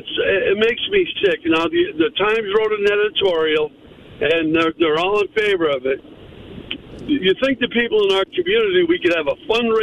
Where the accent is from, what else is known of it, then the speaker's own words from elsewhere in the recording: Dunmore, Pennsylvania, United States; now in East Mountain, United States; I'm formerly from Dunmore. That's where I grew up.